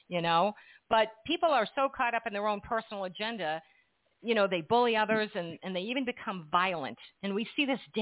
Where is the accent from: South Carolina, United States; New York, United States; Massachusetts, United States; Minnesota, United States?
Massachusetts, United States; now in New Jersey, United States; I'm from Massachusetts, and I live in New Jersey now